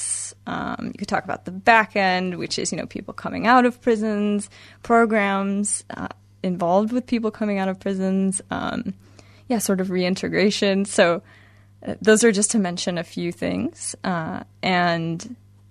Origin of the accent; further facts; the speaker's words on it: Washington, United States; I'm from the United States. Washington State in particular is where I grew up and went to school.